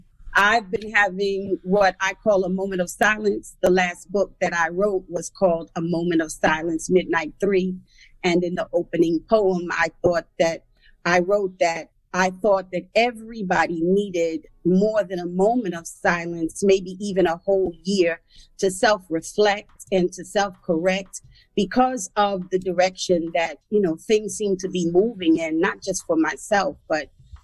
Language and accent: English; Bronx, New York, United States; And for the first part of my life, I grew up in the Bronx. First, I was on Crows Avenue in a house, and my parents divorced, and I was in the projects in Throgs Neck.